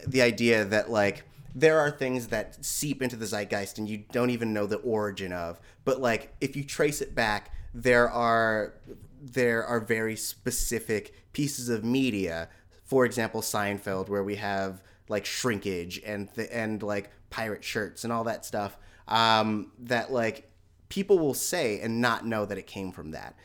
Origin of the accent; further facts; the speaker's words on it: San Francisco Bay Area, California, United States; also born or lived in Hayward / East Menlo Park; I grew up in Hayward and, and San Francisco, but, like, the, the, up until nineteen ninety-six, I was living in East Menlo Park